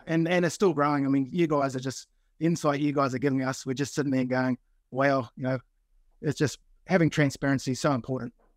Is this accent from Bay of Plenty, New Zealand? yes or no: no; Blenheim, Marlborough, New Zealand; now in Sydney, Australia; I'm originally from New Zealand, did my time in Blenheim